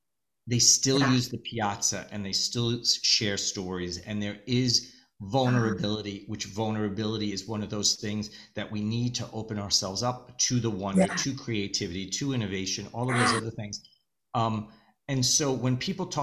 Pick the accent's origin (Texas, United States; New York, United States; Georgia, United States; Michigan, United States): New York, United States; New York's my hometown